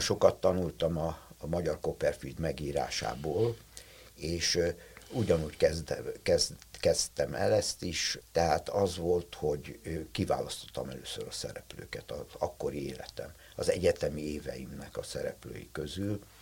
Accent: Budapest, Hungary; én egy telekitéri szobakonyhában nevelkedtem, voltam kisgyerek

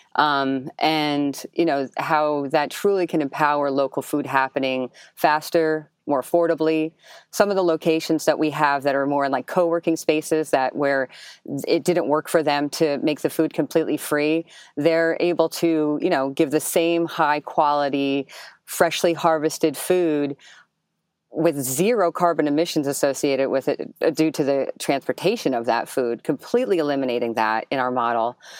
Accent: Jersey City, New Jersey, United States; I was born and raised in Jersey City, so we sometimes call it, like, the, you know, the additional borough.

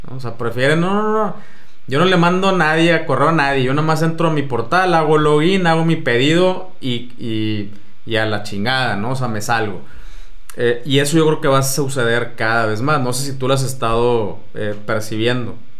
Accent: Mexico

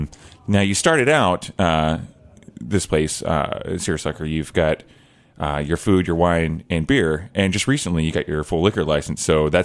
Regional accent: Oklahoma, United States; Yeah, I'm from Oklahoma, which is great.

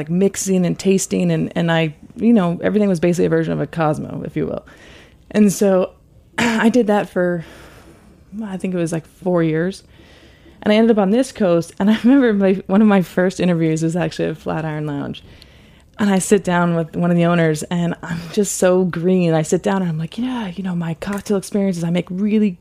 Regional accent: California, United States; also born or lived in Napa Valley / San Francisco; now in New York, United States; I grew up in California and started working in restaurants sometime between my freshman and sophomore year

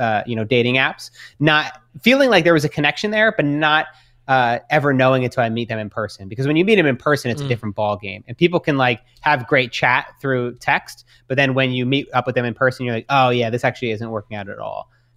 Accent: Australia; now in New York, United States; being in New York, being Australian, there's not a whole lot of them there.

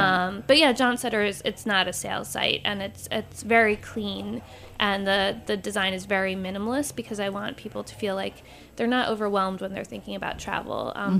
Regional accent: New York, United States; there wasn't really anything out there that addressed me as a New Yorker at the time, someone who's in my late 20s

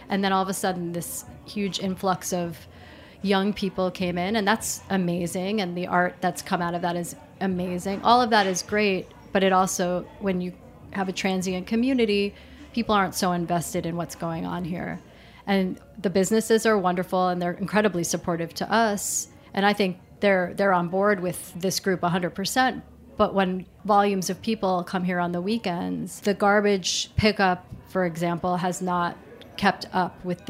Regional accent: New York City, New York, United States; It's a neighborhood that reminds me of the East Village near to where I grew up in Manhattan.

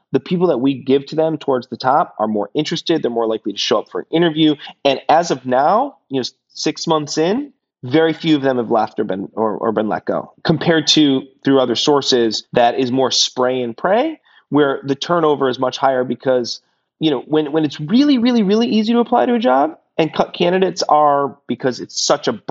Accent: Detroit, Michigan, United States; I'm from Detroit, so I always have a soft spot for automotive, and a lot of my family worked there.

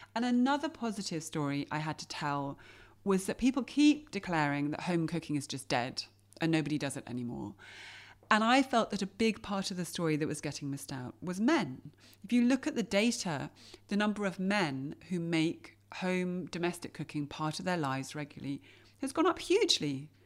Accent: England, United Kingdom; I grew up in England, didn't grow up watching her on T V.

